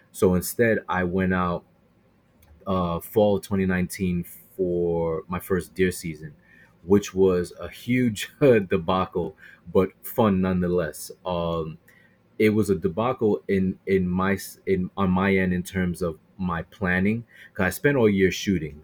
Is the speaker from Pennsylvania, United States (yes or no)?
no; Brooklyn, New York, United States; now in Queens, New York, United States; I'm actually born and raised in Brooklyn